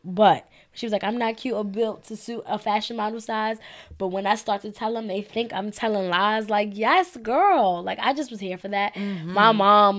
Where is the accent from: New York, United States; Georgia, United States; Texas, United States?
New York, United States; New York City; now in Bronx, United States; I'm from Harlem. I just happen to live in the Bronx.